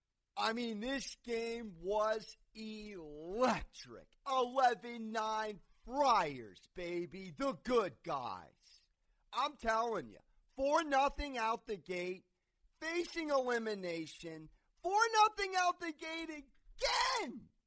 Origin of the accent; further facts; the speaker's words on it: San Diego, California, United States; My hometown, San Diego Padres